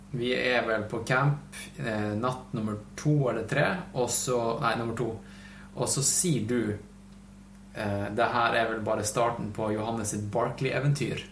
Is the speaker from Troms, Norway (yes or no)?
yes; Tromsø, Troms, Norway; moved away; jeg var faktisk hjemme i Tromsø i helga. Da hadde mamma kjøpt inn Melbu kaviar